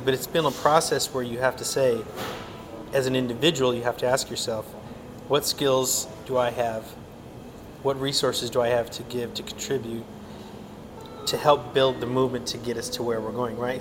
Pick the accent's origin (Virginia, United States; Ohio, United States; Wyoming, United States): Wyoming, United States; moved away as an adult; also born or lived in Tucson; now in Phoenix, United States; growing up in Wyoming